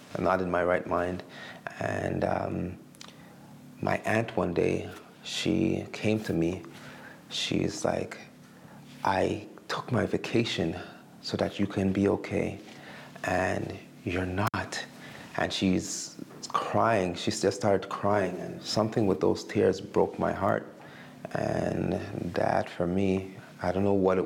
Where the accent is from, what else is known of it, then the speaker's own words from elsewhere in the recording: Montreal, Quebec, Canada; moved away as an adult; also born or lived in Alberta; now in Winnipeg, Canada; I grew up in Montreal